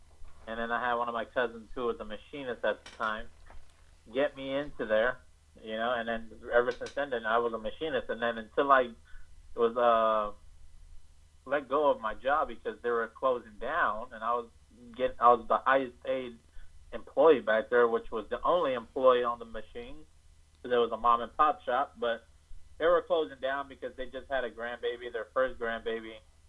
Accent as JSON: {"language": "English", "town": "Los Angeles", "region": "California", "country": "United States", "said": "I'm from California."}